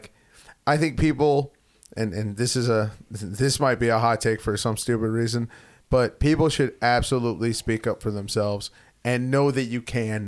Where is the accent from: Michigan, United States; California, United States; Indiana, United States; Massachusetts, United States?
Michigan, United States; Detroit; I'm from Detroit